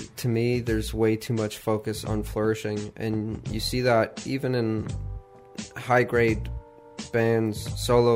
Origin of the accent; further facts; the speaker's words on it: Toronto, Ontario, Canada; also born or lived in Carrickfergus; now in Houston, United States; growing up in Toronto